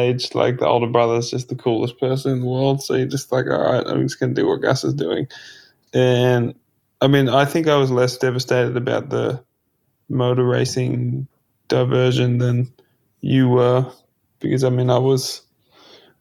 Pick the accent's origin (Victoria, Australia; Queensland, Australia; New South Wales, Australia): New South Wales, Australia; Port Macquarie; growing up in Port Macquarie